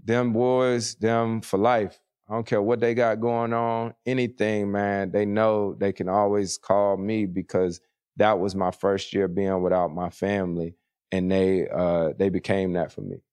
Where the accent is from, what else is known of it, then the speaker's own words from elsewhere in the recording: Winston-Salem, North Carolina, United States; moved away; a baseball team, triple A team in my hometown, the Winston-Salem Dash